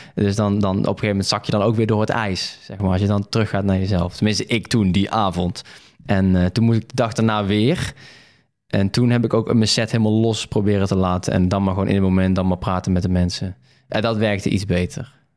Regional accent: Veghel, North Brabant, Netherlands; ik ben geboren in Veghel.

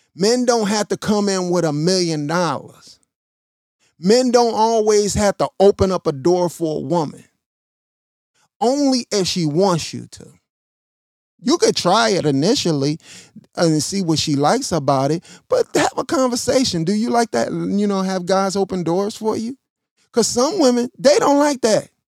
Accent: Chicago, Illinois, United States; also born or lived in Missouri; My family is from Missouri. I was born in Chicago.

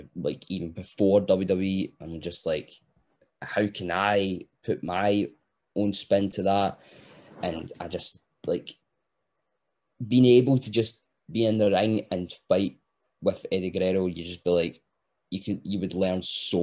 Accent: Scotland, United Kingdom; us being Scottish, we speak 100 miles an hour.

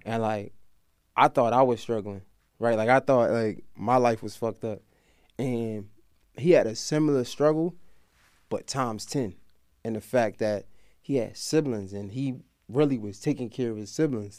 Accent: Baltimore, Maryland, United States; moved away; I'm from Baltimore

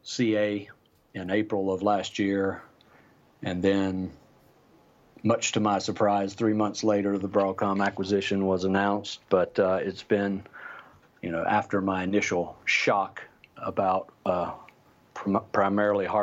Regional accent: North Carolina, United States; moved away as an adult; now in San Francisco, United States; I live in San Francisco, but I'm not a native. I grew up in North Carolina

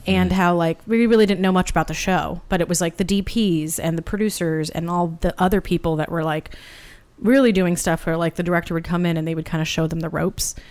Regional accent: Santa Barbara, California, United States; moved away as an adult; also born or lived in Boston; now in Los Angeles, United States; I'm originally from Santa Barbara, but went to school out there

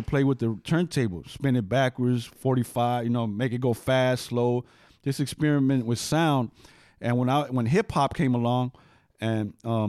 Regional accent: West Coast, United States; So, you know, so Lucky says East Coast rap. I'm from the West Coast.

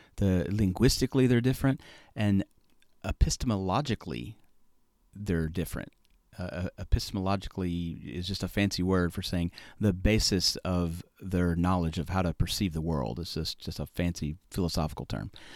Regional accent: the South, United States; I'm from the South

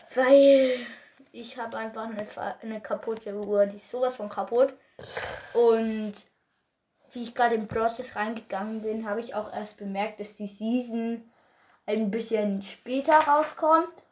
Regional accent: Bavaria, Germany; Ich komme nur aus Bayern

